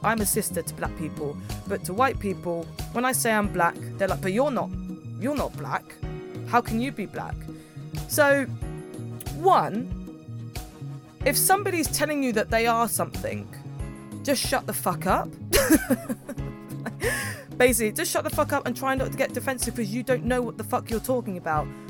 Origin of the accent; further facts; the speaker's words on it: Milton Keynes, South East England, United Kingdom; I'm from Milton Keynes.